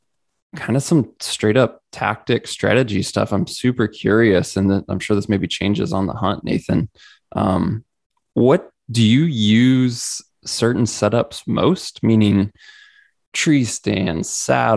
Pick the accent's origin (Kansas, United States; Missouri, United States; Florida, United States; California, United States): Missouri, United States; growing up in Missouri